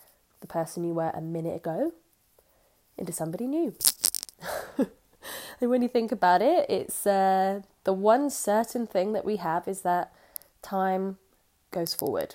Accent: Jersey; I'm from Jersey

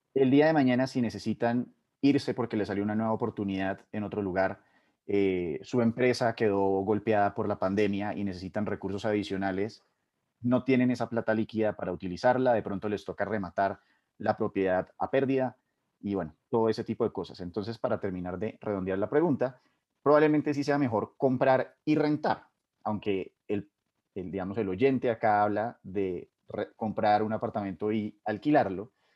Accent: Colombia; uno como colombiano

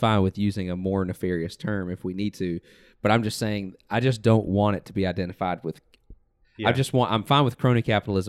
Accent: the South, United States; We grew up in the South.

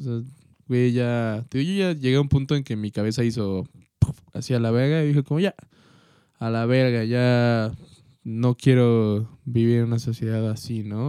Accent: Mexico; como buenos mexicanos

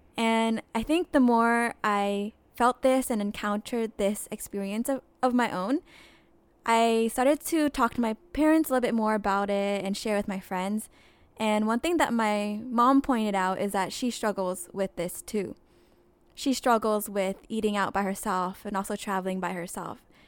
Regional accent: United States; growing up in America

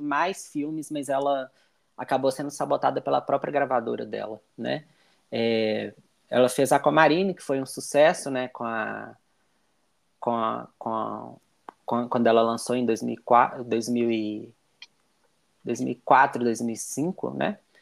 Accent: Belo Horizonte, Minas Gerais, Brazil; eu sou de Belo Horizonte

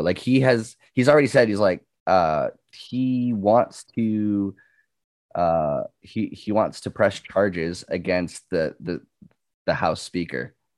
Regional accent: Canada; As a Canadian

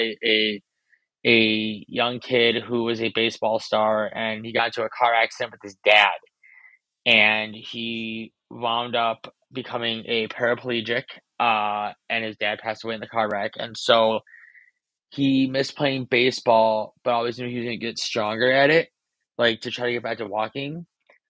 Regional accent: Chicago, Illinois, United States; Growing up in Chicago Cubs, been literally diehard fan since day one.

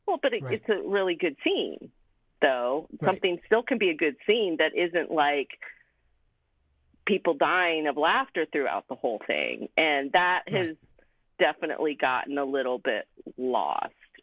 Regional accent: Springfield, Virginia, United States; moved away as an adult; now in Chicago, United States; I grew up outside DC in Northern Virginia, Springfield, Virginia

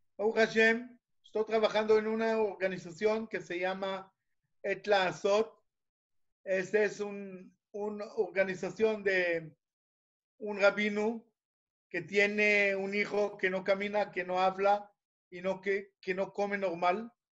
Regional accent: Israel; Spanish is a second language; e inglés por modo de la escuela aquí en Israel, hebreo no sé por qué, yo soy israelí

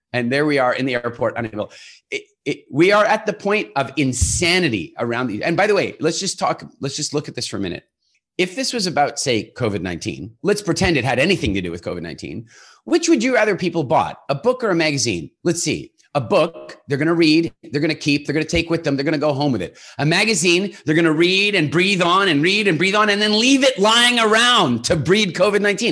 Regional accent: United States; now in Halifax, Canada; I come from America

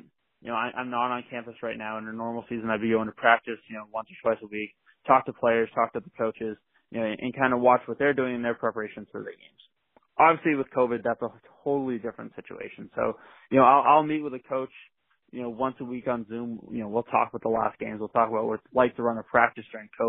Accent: Massachusetts, United States; growing up in Massachusetts

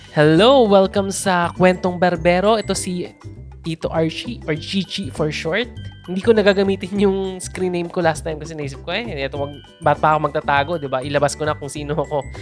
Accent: Philippines; bilang Filipino

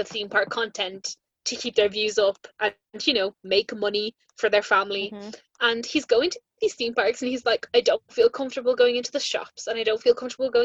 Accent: Ireland; being an Irish Disney podcast

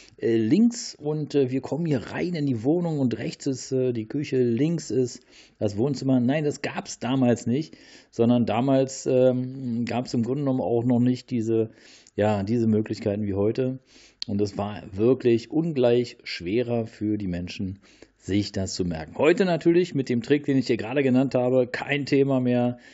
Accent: Berlin, Germany; in Großstädten wie Berlin, äh, hier meine, ähm, ja, meine Heimat

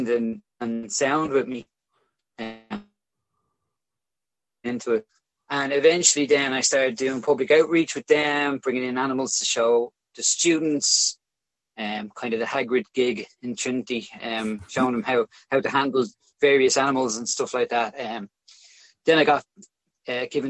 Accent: Dublin, Leinster, Ireland; So I grew up in Crumlin, which is a pretty working class area of Dublin

